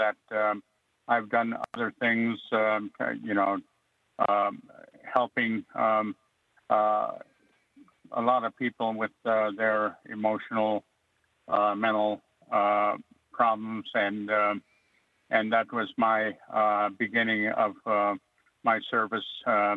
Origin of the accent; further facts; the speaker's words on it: Alaska, United States; first language Yup'ik; English is a second language; also born or lived in Oregon; my first language is Yupak, and I'm very fluent